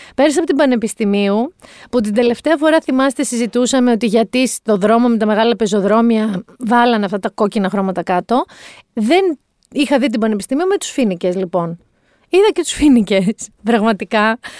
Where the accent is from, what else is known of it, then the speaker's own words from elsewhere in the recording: Mani, Peloponnese, Greece; Εγώ κατάγαμε από ένα μέρο, είμαι από Μάνη